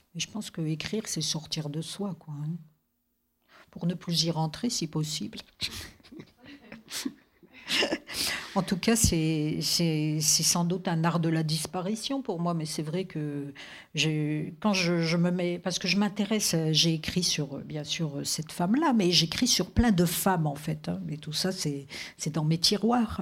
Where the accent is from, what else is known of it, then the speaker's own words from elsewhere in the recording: Vosges, Grand Est, France; moved away; je, suis née dans des paysages très forts c'est-à-dire d'autres types de mers, c'est-à-dire la forêt. Moi, je viens des Vosges